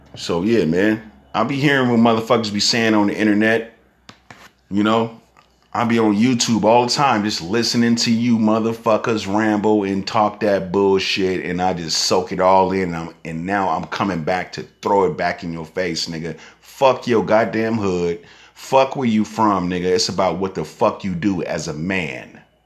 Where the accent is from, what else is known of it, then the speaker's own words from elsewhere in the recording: Northern California, United States; I'm from Northern California